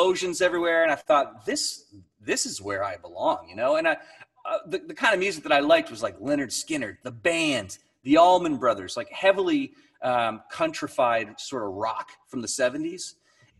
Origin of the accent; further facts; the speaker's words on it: Niagara Falls, Ontario, Canada; now in St. Catharines, Canada; I grew up in Niagara Falls. I live in St. Catharines.